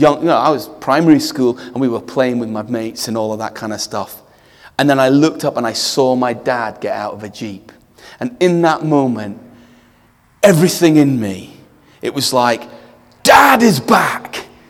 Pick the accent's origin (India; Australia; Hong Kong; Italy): India; Some of you know I grew up in India, and that's why I named my daughter India.